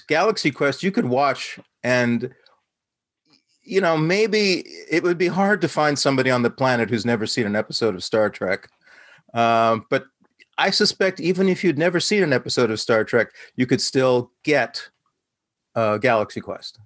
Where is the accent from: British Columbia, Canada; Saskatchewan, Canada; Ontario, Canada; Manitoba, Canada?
Saskatchewan, Canada; Saskatoon; I was a brown kid, son of immigrant parents, growing up in Saskatoon, Saskatchewan